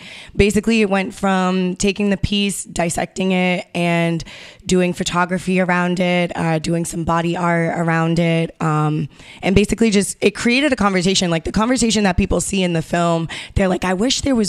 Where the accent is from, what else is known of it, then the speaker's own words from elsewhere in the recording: Massachusetts, United States; also born or lived in South Carolina; growing up in South Carolina for like a year, and then growing up on the Cape for 11 of those years